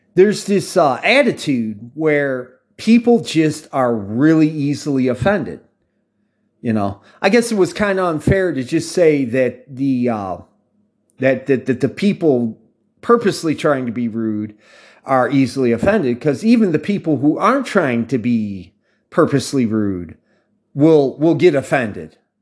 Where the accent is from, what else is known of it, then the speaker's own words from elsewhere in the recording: United States; accent: American; I talk from American perspective. Obviously, for those of you outside the United States, you can hear it in my accent.